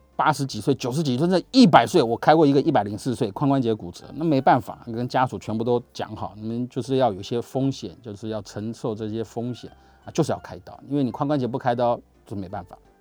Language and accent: Chinese; Taiwan; 我们台湾话